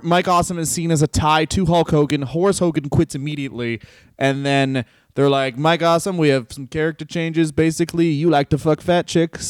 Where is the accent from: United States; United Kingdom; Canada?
Canada; But yes, I'm from Canada.